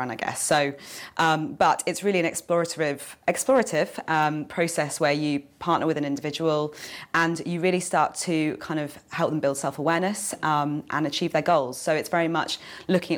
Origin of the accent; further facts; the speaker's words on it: Jersey; also born or lived in London; I'm from Jersey